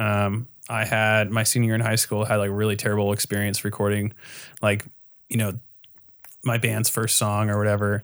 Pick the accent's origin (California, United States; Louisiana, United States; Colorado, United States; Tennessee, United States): California, United States; Costa Mesa; I grew up in Costa Mesa.